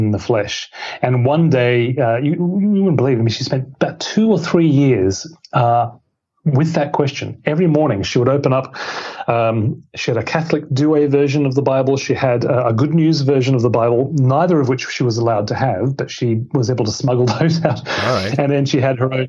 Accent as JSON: {"language": "English", "town": "Brisbane", "region": "Queensland", "country": "Australia", "tie": "born or raised there", "said": "my hometown of Brisbane"}